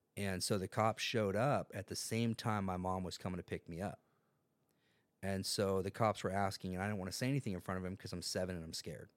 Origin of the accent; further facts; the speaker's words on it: San Diego, California, United States; also born or lived in Carmel Valley, San Diego; I grew up in North Park until I was thirteen years old